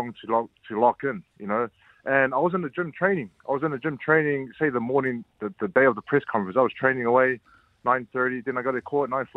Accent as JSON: {"language": "English", "country": "New Zealand", "said": "I'm from New Zealand"}